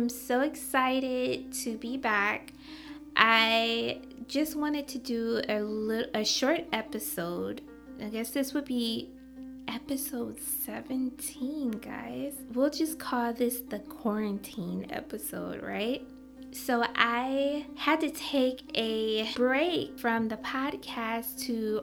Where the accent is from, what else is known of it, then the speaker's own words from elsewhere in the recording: Michigan, United States; now in New York City, United States; I'm originally from Michigan